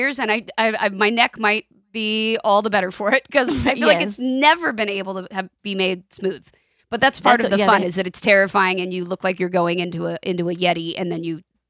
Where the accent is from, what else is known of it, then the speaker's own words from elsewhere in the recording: California, United States; Because I grew up near Disneyland.